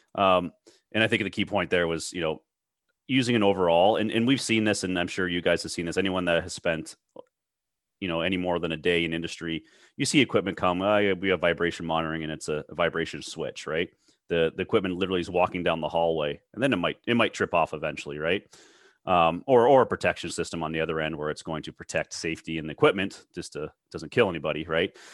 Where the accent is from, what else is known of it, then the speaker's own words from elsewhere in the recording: Toronto, Ontario, Canada; I'm from the Toronto area.